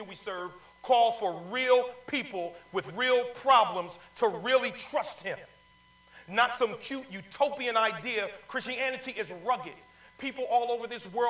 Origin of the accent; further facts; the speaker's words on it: Paterson, New Jersey, United States; moved away; I'm from Paterson, New Jersey.